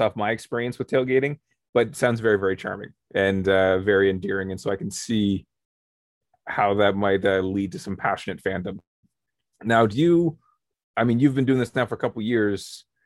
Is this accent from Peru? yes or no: no; Canada; We're from Canada